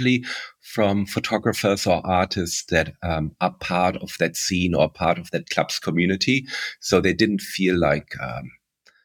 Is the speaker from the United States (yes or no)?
no; Berlin, Germany; it basically starts with how I grew up in West Berlin and how I experienced the techno scene. So I was lucky enough to be of an age where I was a teenager in West Berlin